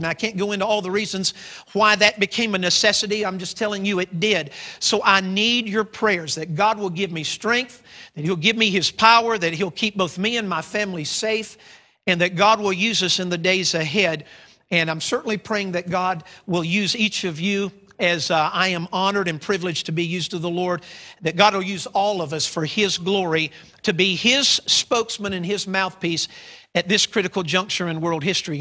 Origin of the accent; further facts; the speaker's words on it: United States; my home country of the United States